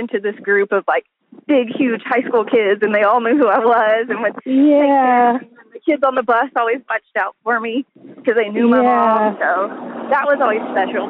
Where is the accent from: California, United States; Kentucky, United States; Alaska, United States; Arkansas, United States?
Arkansas, United States; El Dorado; moved away as an adult; now in Northwest Arkansas, United States; I grew up in El Dorado